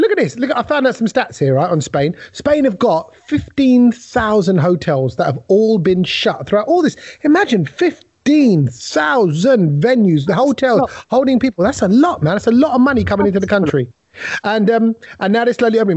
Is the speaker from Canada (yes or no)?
no; United Kingdom; we're a British Asian kind of podcast